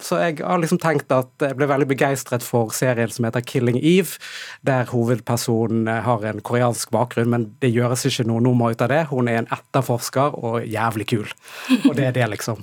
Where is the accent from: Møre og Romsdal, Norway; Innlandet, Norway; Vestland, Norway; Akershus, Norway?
Vestland, Norway; Bergen; jeg er oppvokst i, eh, i Bergen